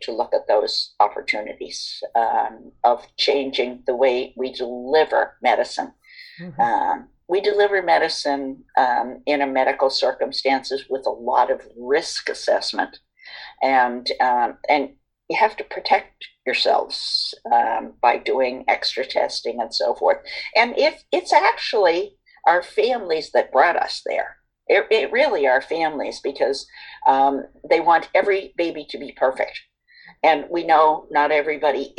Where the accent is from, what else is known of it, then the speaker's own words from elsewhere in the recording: East Coast, United States; now in West Coast, United States; I am from the East Coast